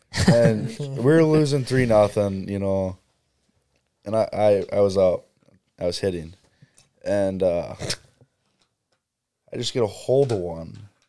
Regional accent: Stoughton, United States; He goes, where are you from? I said, Stoughton.

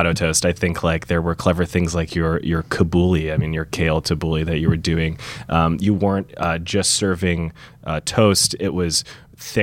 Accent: Orange County, California, United States; I grew up in Orange County, which is an hour south of where Jessica's

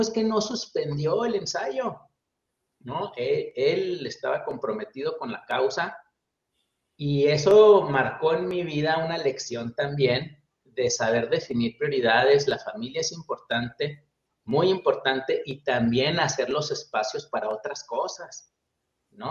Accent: Chihuahua, Mexico; also born or lived in Monterrey; soy mexicano, nací en la ciudad de Chihuahua, en el estado de Chihuahua, en el norte de México

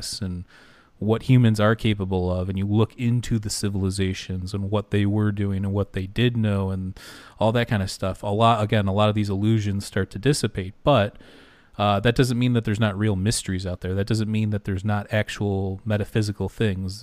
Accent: Michigan, United States; I'm from Michigan

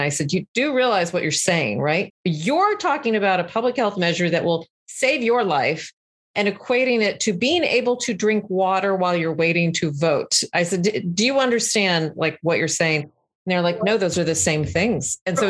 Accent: Texas, United States; especially from my past and like kind of growing up in Texas, who are Trump supporters

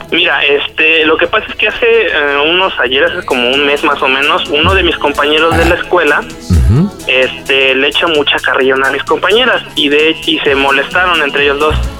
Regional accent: Cuautla, Morelos, Mexico; de aquí soy, originario de Cuautla.

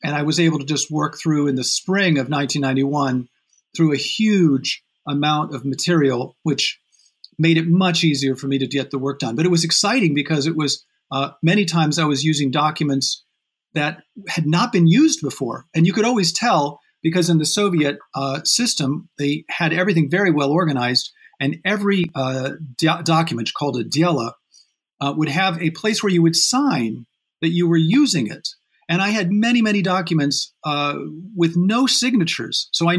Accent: South Bend, Indiana, United States; I grew up in Indiana, in South Bend, Indiana.

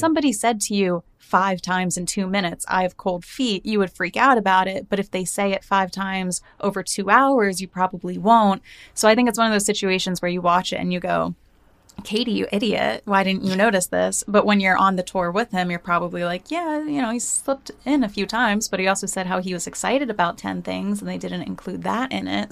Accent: New Jersey, United States; growing up in Jersey

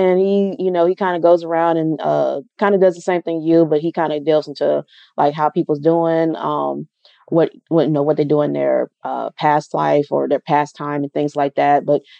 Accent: Tennessee, United States; also born or lived in Alabama; I'm from Tennessee

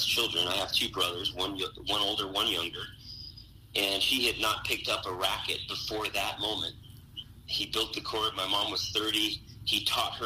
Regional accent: Phoenix, Arizona, United States; I grew up in Phoenix. I went to the same kindergarten through 8th grade, then went to the high school down the road. Yeah, lived in the same house for 18 years growing up.

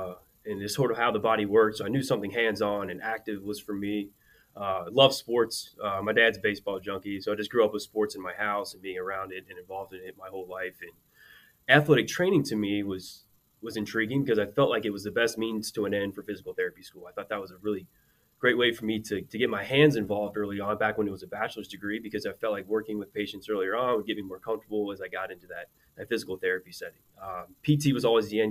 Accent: Cincinnati, Ohio, United States; born and raised in Cincinnati, Ohio.

